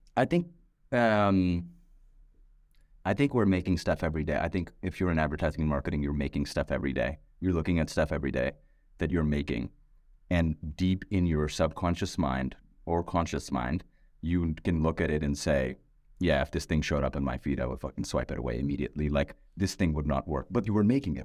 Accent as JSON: {"language": "English", "country": "Pakistan", "moved": "yes", "said": "I'm a musician, I'm from Pakistan"}